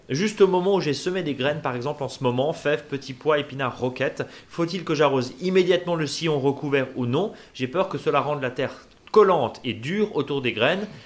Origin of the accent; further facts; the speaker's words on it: Alsace, Grand Est, France; chez nous en Alsace